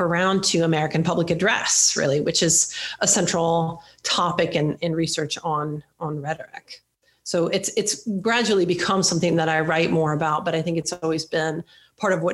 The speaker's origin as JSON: {"language": "English", "country": "Sweden", "tie": "born or raised there", "moved": "yes", "lives_now": "United States", "said": "I grew up in Sweden. I'm a Swedish citizen. I have lived in the United States now for more than half of my life."}